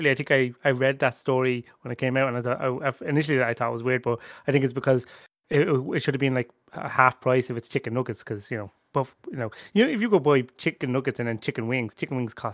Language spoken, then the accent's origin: English; Ireland